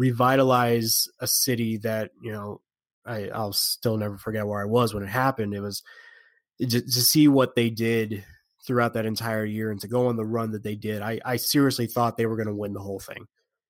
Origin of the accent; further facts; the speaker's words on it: Las Vegas, Nevada, United States; But I'm born and raised in Vegas.